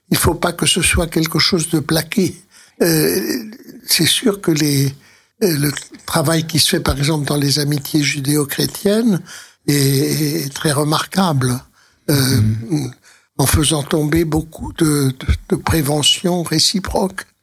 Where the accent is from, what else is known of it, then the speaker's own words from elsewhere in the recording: Spain; mais j'ai connu des, des juifs d'Espagne parce que je suis espagnol moi-même et donc nous avons euh, une langue en commun avec le ladino oui, qui est l'espagnol du 15 du siècle que les juifs ont conservé.